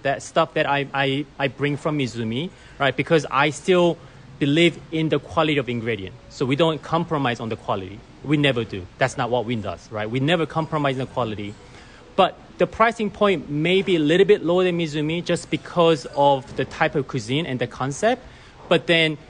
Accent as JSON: {"language": "English", "country": "Australia", "tie": "born or raised there", "also_born_or_lived": "Korea / Japan / Singapore / Hong Kong", "moved": "as an adult", "lives_now": "United States", "said": "I was born in Korea and I grew up in Australia"}